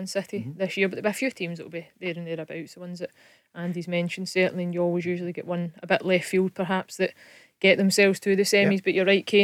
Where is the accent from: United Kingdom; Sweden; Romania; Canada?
United Kingdom; Glasgow, Scotland; being a Glaswegian as well